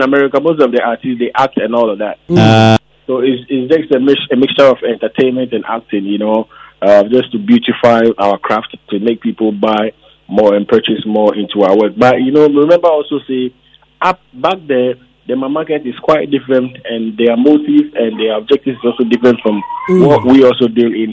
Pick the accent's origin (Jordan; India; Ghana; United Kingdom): Ghana; I'm a Ghanaian